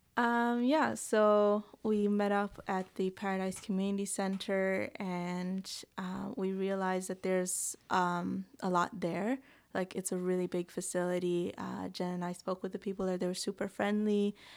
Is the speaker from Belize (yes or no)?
yes; Belize; moved away as an adult; now in Newfoundland, Canada; I grew up in Belize, a small country in Central America near Mexico, and I came to Newfoundland in about twenty sixteen